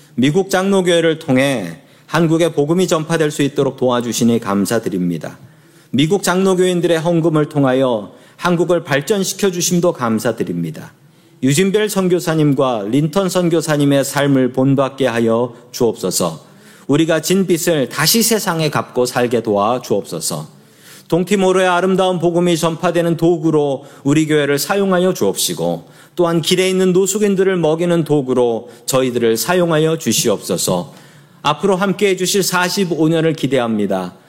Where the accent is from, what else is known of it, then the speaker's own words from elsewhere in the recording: South Korea; now in San Francisco, United States; 제가 그리고 한국 사람인 걸